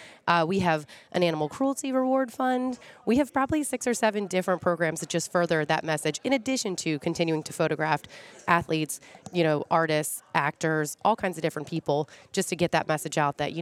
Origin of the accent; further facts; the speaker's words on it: Severn, Maryland, United States; also born or lived in Dundalk, Maryland; I'm from Severn